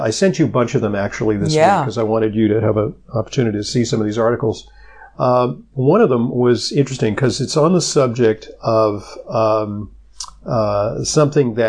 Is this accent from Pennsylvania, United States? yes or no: no; Southern California, United States; moved away as an adult; now in East Coast, United States; I grew up in Southern California